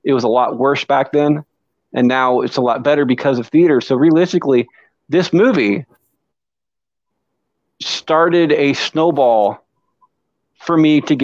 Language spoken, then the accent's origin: English; Ottumwa, Iowa, United States; I am a thespian from Troop 615 down here in Tumwa, Iowa